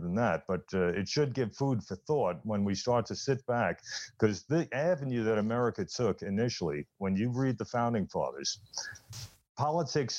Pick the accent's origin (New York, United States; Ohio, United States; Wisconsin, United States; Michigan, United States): New York, United States; New York City; when I was growing up in the Bronx.